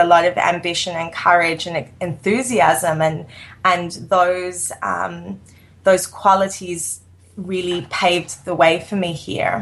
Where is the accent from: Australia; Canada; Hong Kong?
Australia; Sydney, New South Wales; moved away as an adult; now in New York, United States; I grew up in Sydney, Australia, which is no small city